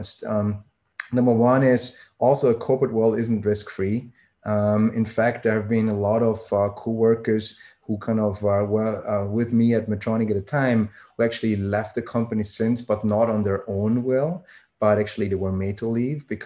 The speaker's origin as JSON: {"language": "English", "region": "Vienna", "country": "Austria", "tie": "born or raised there", "also_born_or_lived": "Switzerland / Germany", "moved": "as an adult", "said": "I'm born and raised in Austria, so Vienna, Austria"}